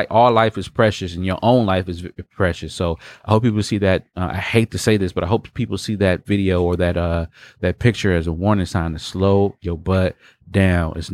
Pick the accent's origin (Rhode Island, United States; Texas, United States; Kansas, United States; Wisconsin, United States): Wisconsin, United States; Fond du Lac; when I come home, I'm from Fond du Lac, which I hate being on Fond du Lac, by the way.